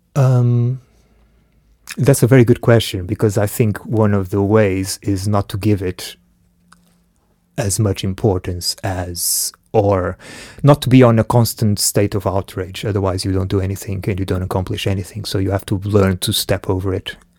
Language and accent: English; Portugal; also born or lived in Angola; I was born in Angola. I left when I was one, so I grew up in Portugal.